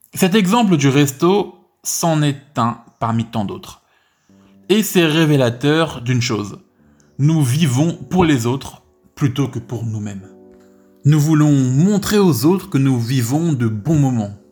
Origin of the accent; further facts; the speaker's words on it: France; ma vie en France en tant que français